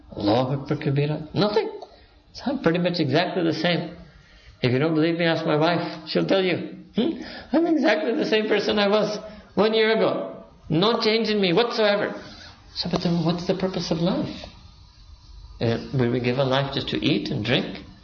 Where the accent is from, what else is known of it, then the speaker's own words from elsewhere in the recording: Pakistan; I'm Pakistani